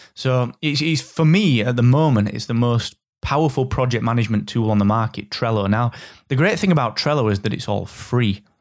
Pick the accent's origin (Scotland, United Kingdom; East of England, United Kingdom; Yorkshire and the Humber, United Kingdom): Yorkshire and the Humber, United Kingdom; I'm from Yorkshire